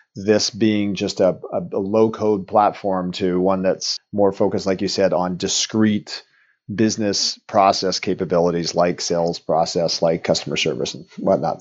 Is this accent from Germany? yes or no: no; Eastern Canada, Canada; moved away as an adult; also born or lived in Vancouver, Canada; now in Woodinville, United States; I'm Canadian, and so I was born and raised back east